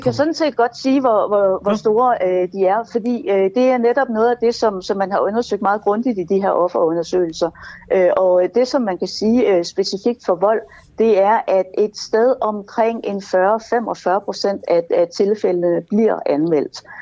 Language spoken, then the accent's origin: Danish; Jutland, Denmark; now in Copenhagen, Denmark; der i Jylland, hvor jeg kommer fra